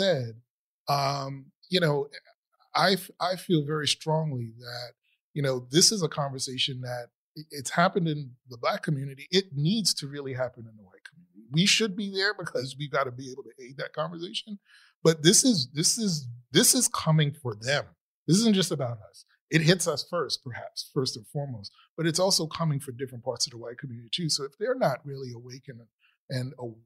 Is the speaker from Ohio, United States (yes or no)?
no; New York City, New York, United States; I grew up in the Bronx